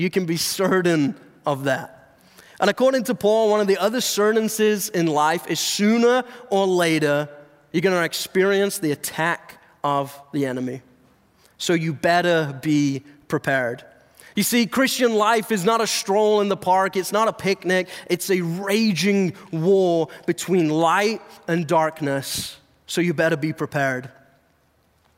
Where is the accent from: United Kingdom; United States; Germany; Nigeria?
United Kingdom; England; moved away; I'm not from around here. Okay? I was actually born and raised in England.